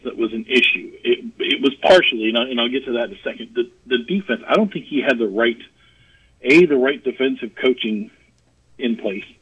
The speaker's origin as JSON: {"language": "English", "area": "the Valley", "region": "Arizona", "country": "United States", "tie": "born or raised there", "moved": "yes", "lives_now": "Georgia, United States", "said": "I grew up in the Valley"}